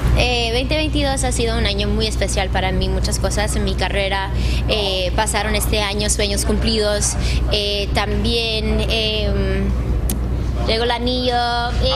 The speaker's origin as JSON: {"language": "Spanish", "country": "Mexico", "said": "como mexicana"}